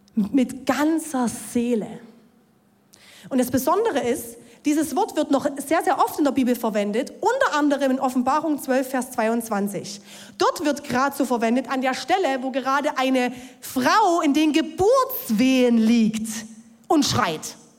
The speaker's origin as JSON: {"language": "German", "area": "Ore Mountains", "region": "Saxony", "country": "Germany", "tie": "born or raised there", "said": "Ich bin gläubig aufgewachsen im Erzgebirge"}